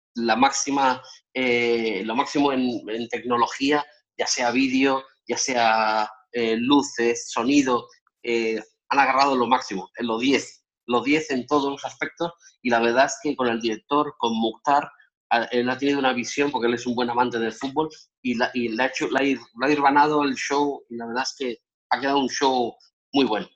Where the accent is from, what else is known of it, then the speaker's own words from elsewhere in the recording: Spain; moved away as an adult; also born or lived in Las Vegas, United States; España, mi tierra